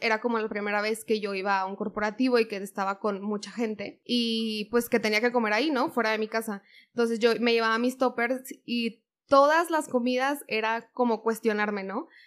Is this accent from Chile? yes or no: no; Monterrey, Nuevo León, Mexico; yo soy de Monterrey, entonces pues la cultura en Monterrey es carne asada todo el fin de semana. Y justo mi familia es muy regia